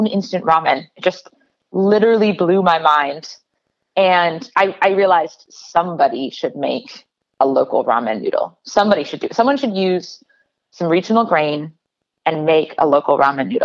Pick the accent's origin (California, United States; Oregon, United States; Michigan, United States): Oregon, United States; Portland; I grew up in Portland